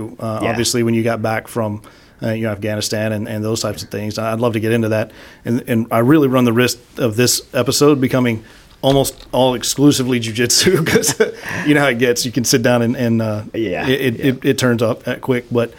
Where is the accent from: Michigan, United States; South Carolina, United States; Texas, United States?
Texas, United States; Midland; I was born and raised in Midland.